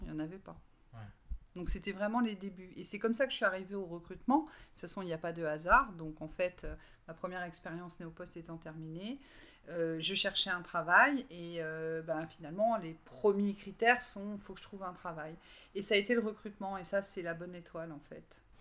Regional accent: Brittany, France; j'ai 48 euh, ans et je viens de Bretagne.

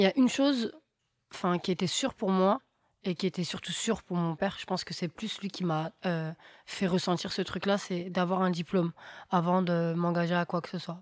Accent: Argenteuil, Île-de-France, France; also born or lived in Paris; Et à Argenteuil, bah, ma vie a été normale. Hein, école, on sortait en bas au parc avec mes copines.

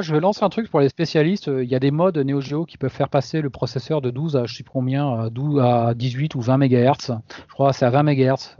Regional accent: Sarladais, Nouvelle-Aquitaine, France; moved away; je suis de la Cambrousse à l'époque. Je, dans, je vivais dans le Sarladé, euh, magnifique région

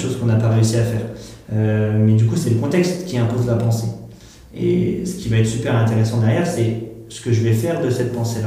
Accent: northern Meuse, Grand Est, France; moved away as an adult; also born or lived in Nancy / Lille; je suis originaire du nord de la Meuse

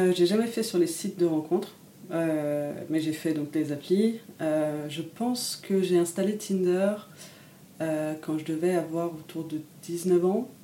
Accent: Paris, Île-de-France, France; moved away as an adult; now in Lille, France; j'ai grandi à Paris

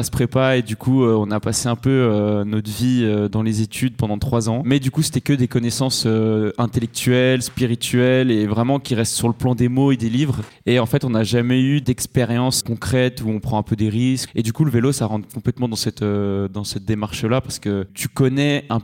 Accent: Switzerland; born there; Déjà, je suis né en Suisse, donc je, j'ai passé, je suis passé par la Suisse.

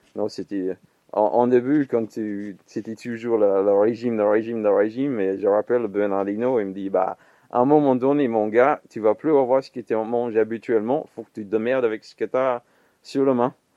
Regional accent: Perth, Western Australia, Australia; French is a second language; moved away as an adult; also born or lived in Melbourne / Sablé; now in Blois, France; Je né à Melbourne, mais j'ai passé toute mon enfance à, euh, à l'Ouest Australie, côté Perth.

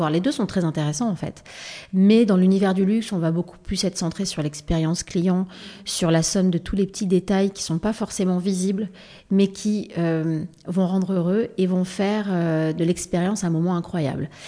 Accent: Provence-Alpes-Côte d'Azur, France; moi je suis originaire de Provence

